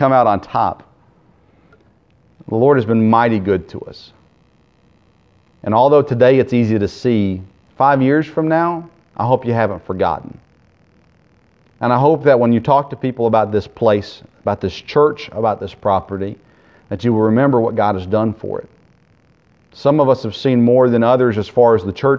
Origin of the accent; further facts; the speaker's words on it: United States; as an American